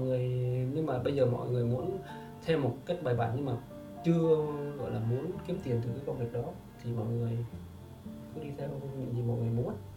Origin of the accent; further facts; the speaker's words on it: Vietnam; now in Ho Chi Minh City, Vietnam; em là xuất phát từ một người người quê rạch